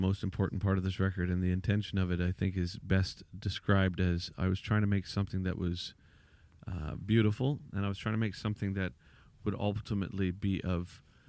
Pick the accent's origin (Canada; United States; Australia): Canada; Vancouver, British Columbia; well, I'm from Vancouver.